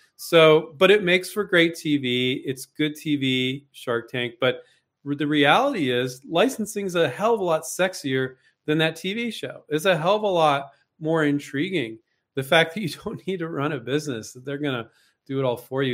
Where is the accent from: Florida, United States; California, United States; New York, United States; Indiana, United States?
California, United States; Silicon Valley; I grew up in Silicon Valley, so I grew up around vulture capital